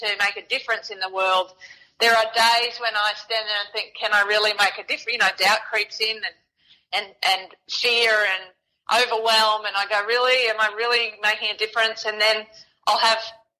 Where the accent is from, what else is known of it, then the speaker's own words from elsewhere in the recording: Townsville, Queensland, Australia; I was born in Townsville